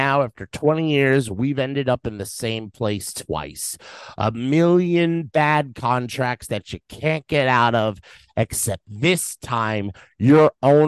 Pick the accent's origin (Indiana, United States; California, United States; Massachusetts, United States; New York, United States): New York, United States; New York City; I'm a New Yorker